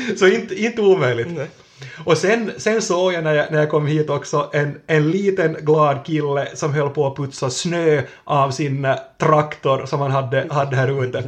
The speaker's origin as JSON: {"language": "Swedish", "town": "Kvevlax", "region": "Ostrobothnia", "country": "Finland", "tie": "born or raised there", "said": "från min barndom i, i, i Kvävlax"}